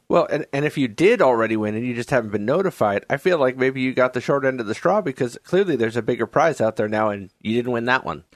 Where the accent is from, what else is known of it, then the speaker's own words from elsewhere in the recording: New York, United States; now in Oregon, United States; I grew up in New York